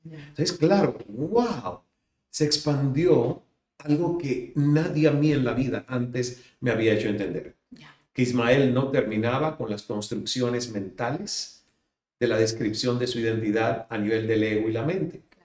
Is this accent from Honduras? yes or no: no; Cuba; now in Miami, United States; salir de Cuba